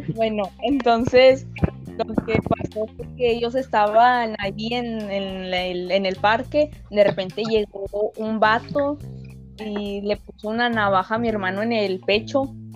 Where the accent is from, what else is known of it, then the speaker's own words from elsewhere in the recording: Mexico; nosotros somos de México, México, México.